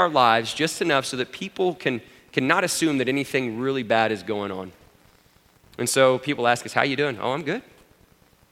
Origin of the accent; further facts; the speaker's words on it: Abilene, Texas, United States; growing up in Abilene, I grew up Presbyterian